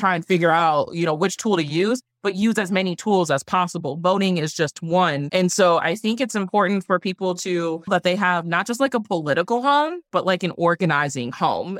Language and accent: English; Milwaukee, Wisconsin, United States; born or raised there